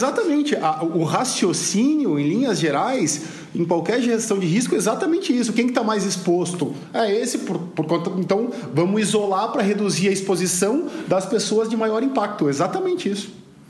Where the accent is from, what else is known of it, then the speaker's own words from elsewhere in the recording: Brazil; Como brasileiro